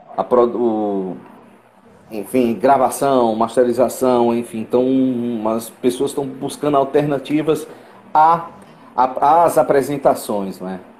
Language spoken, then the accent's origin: Portuguese; Fortaleza, Ceará, Brazil; sou eu de Fortaleza